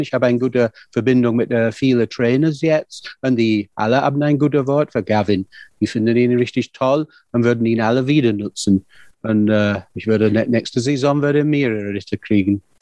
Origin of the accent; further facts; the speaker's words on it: the north of England, United Kingdom; German is a second language; moved away as an adult; now in Germany; Wir sind beide aus Nordengland